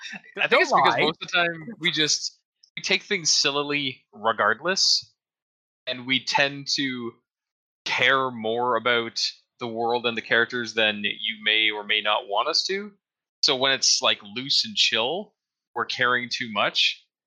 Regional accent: Dildo, Newfoundland and Labrador, Canada; born there; I was born in Dildo. However, I migrated to Swift Current.

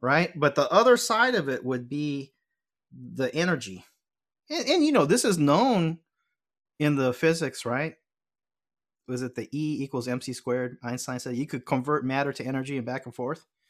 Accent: Los Angeles, California, United States; I'm a L A boy, but I grew up going to temple

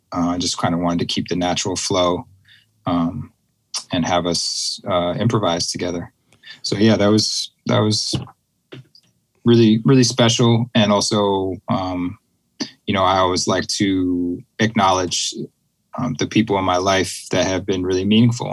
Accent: Boston, Massachusetts, United States; I grew up in the Boston area

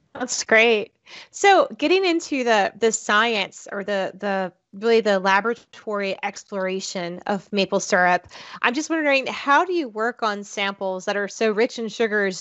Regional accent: South Florida, United States; I grew up in South Florida

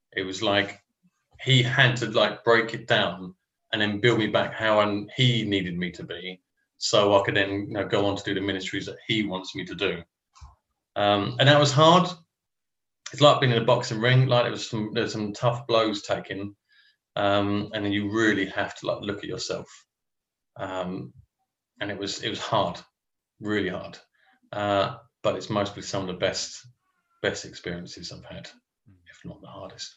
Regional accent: Romford, London, United Kingdom; also born or lived in Chelmsford; grew up in Romford

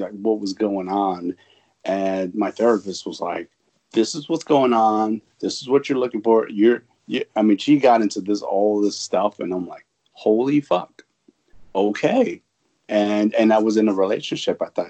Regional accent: New York, United States; moved away; I'm an East Coast. I'm from New York.

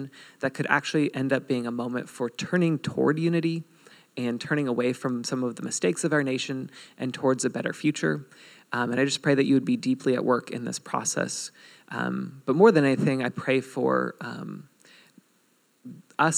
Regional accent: United States; we're all Americans

